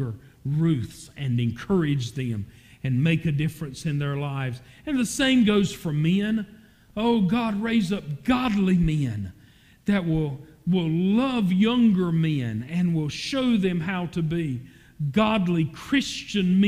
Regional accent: Falcon, North Carolina, United States; I was raised in Falcon, in addition to living there now

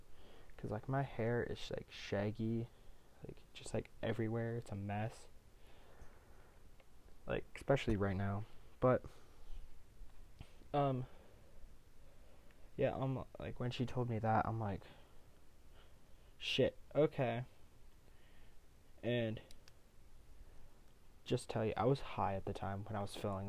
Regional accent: Ohio, United States; I'm from Ohio

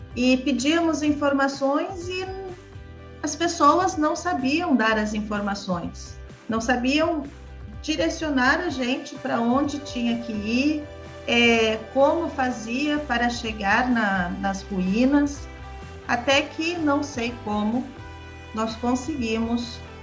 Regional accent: Brazil; also born or lived in Paraguay; a nossa visão como brasileiro

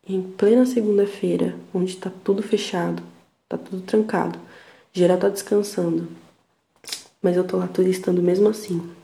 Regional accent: São Paulo, Brazil; accent: paulista; a minha risada tem um sotaque paulista

